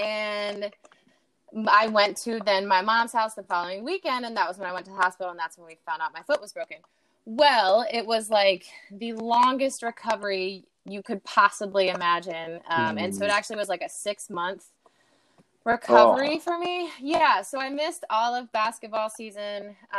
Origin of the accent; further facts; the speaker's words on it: Clemmons, North Carolina, United States; accent: Southern twang; also born or lived in Florida; I was actually born in Florida, but I don't claim Florida. No offense to Florida. Yeah, I'm from Clemens, Carolina. And I went to, I guess, yeah, I grew up there, super Southern. I had such a bad twang back then